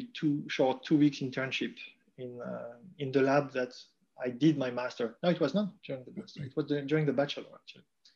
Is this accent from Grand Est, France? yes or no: yes; Strasbourg, Grand Est, France; moved away as an adult; also born or lived in Calgary, Canada; now in Heidelberg, Germany; I was born in Strasbourg and did all my studies in Strasbourg in France.